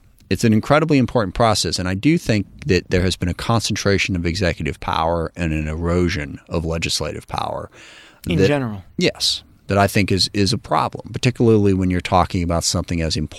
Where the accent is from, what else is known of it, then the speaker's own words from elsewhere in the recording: SeaTac, Washington, United States; my connection to the community I grew up in SeaTac.